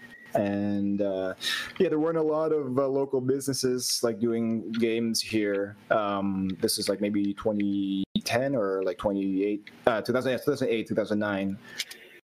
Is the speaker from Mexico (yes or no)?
no; Philippines; I'm from the Philippines. So a long way off from where you guys are